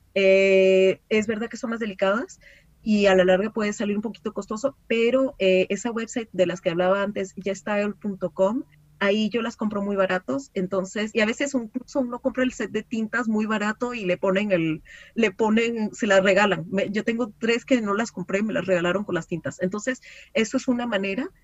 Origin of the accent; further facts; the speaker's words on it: Venezuela; now in France; yo como era venezolana y no vivía en Francia, pues no tenía familia en Francia